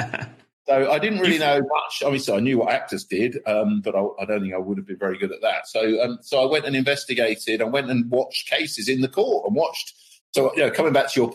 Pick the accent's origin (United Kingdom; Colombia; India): United Kingdom; Milton Keynes, South East England; I grew up in Milton Keynes